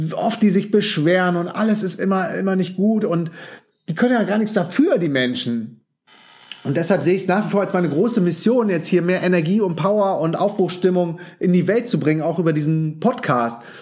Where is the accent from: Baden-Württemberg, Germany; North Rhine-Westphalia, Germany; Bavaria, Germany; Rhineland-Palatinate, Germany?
North Rhine-Westphalia, Germany; Düsseldorf; moved away as an adult; now in Berlin, Germany; als gebürtiger Düsseldorfer und Hardcore Fortuna Düsseldorf-Fan